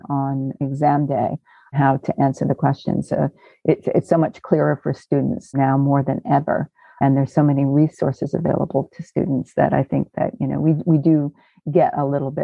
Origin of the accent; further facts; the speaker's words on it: Maine, United States; moved away as an adult; also born or lived in London; I grew up in Maine.